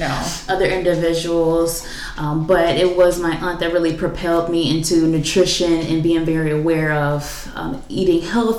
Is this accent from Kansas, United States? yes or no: no; Detroit, Michigan, United States; where I grew up in Detroit. So I'm from the east side and the west side of Detroit